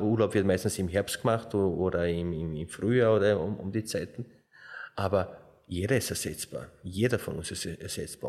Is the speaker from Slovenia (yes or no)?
yes; Slovenia; now in Austria; ich komme ja aus Slowenien